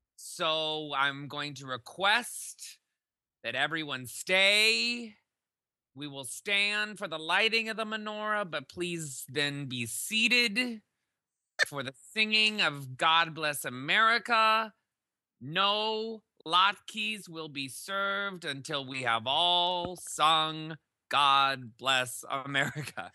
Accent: Iowa, United States; we had a huge garden growing up in Iowa

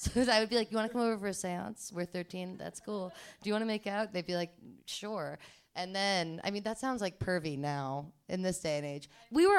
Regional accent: New York, United States; I'm fucking New Yorker.

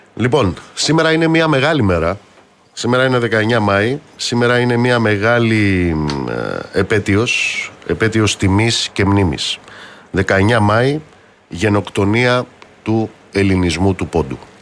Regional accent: Amaliada, Western Greece, Greece; moved away; στην πατρίδα μου κάτω στην Μαλιάδα

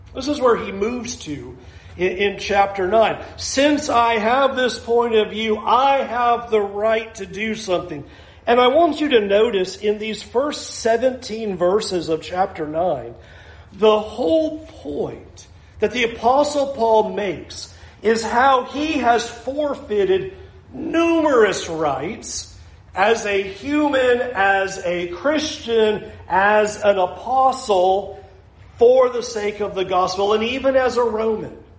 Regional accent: Southern California, United States; moved away; I came from Southern California.

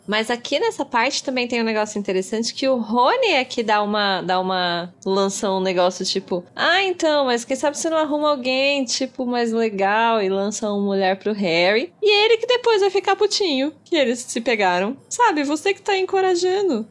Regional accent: Brazil

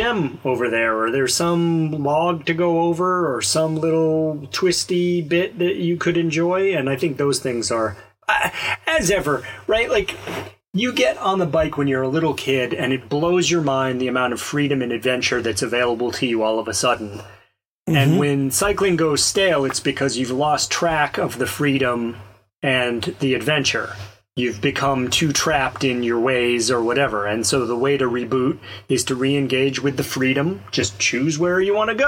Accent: Alabama, United States; I grew up in Alabama

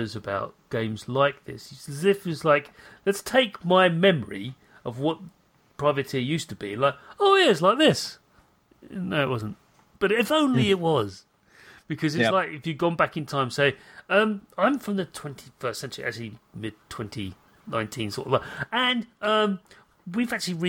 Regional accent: United Kingdom; I'm British

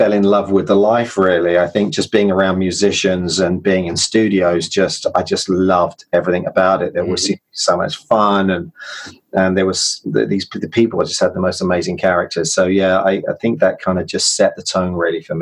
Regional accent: London, United Kingdom; moved away as an adult; now in Los Angeles, United States; born and bred in London, England, where I kind of cut my teeth as a writer and a producer

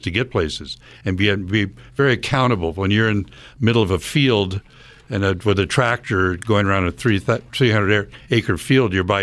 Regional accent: United States; I grew up in rural America on a very large 1,000-acre dairy farm

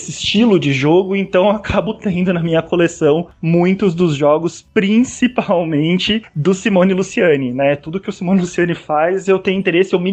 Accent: São Paulo, Brazil; Eu sou aqui de São Paulo

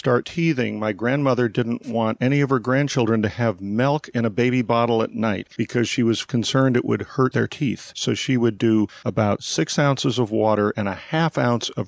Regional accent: St. Helena, California, United States; from the time I was 6 months old, of growing up literally 100 yards from the Charles Krug Winery.

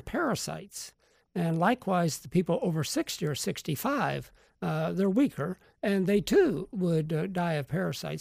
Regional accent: Sarasota, Florida, United States; I'm from Sarasota

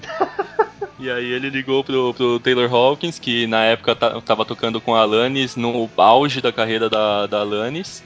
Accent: São Paulo, Brazil; sou de São Paulo.

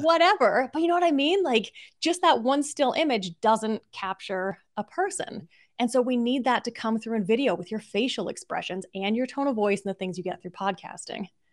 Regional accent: Seattle, Washington, United States; moved away as an adult; also born or lived in Australia; I grew up in Seattle

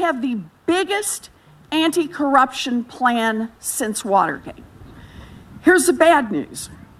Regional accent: Oklahoma, United States; moved away; I grew up out in Oklahoma.

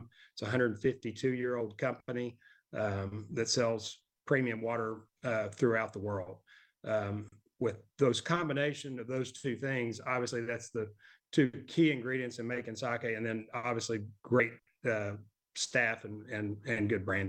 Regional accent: Arkansas, United States; And I'm an Arkansas native. I was born and raised in Arkansas, went to the University of Arkansas.

